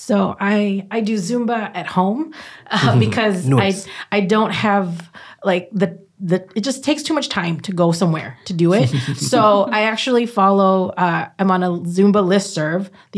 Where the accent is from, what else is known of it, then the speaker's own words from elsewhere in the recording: Philippines; And dancing is, as a Filipino, dancing is part of our how we celebrate, right?